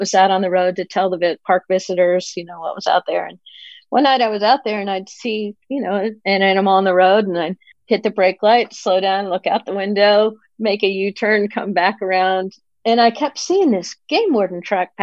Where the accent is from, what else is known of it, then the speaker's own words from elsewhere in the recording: Pennsylvania, United States; moved away as an adult; also born or lived in Colorado; now in California, United States; I grew up in Pennsylvania